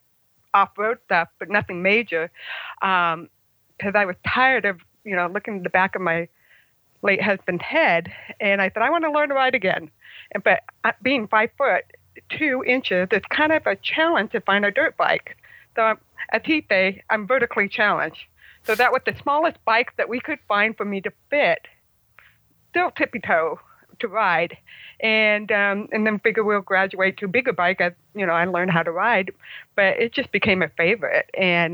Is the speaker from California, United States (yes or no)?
yes; Oak Hills, California, United States; I'm from Oak Hills, California